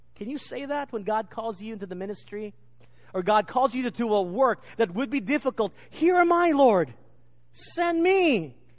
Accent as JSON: {"language": "English", "region": "England", "country": "United Kingdom", "accent": "English", "said": "my English accent"}